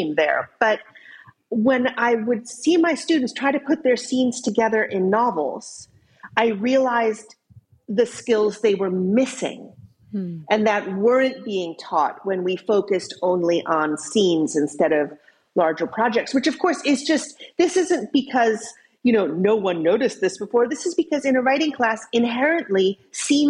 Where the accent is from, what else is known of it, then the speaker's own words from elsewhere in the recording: United States; accent: American; now in Cambridge, United Kingdom; I'm an American. You can tell from my accent, but I live in Cambridge, England